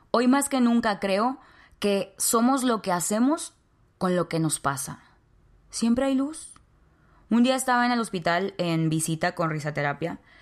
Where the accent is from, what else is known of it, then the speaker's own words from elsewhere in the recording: Nuevo Laredo, Tamaulipas, Mexico; Nuevo Laredo, Tamaulipas, México, la ciudad donde yo nací.